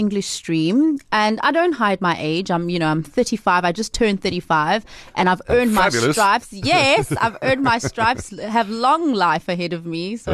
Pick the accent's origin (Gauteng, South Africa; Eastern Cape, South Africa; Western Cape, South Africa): Eastern Cape, South Africa; Port Elizabeth; also born or lived in Seven Fountains; I'm an Eastern Cape girl. I was born on a farm somewhere between here and what is now Makanda, a place called Seven Fountains, lodged in between the, you know, most iconic game reserves of the area. I grew up in Port Elizabeth.